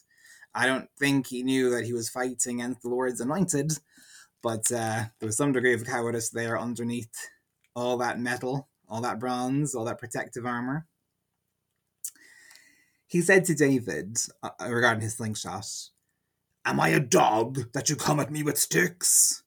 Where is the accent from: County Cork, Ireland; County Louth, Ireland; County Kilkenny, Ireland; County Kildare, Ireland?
County Louth, Ireland; Ardee; my hometown is called Oha Urdia, Urdi, the town of Ferdia